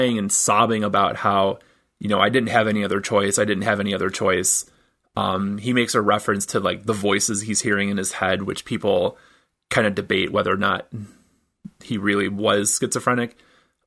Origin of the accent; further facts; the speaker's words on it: Michigan, United States; moved away; I'm originally from Michigan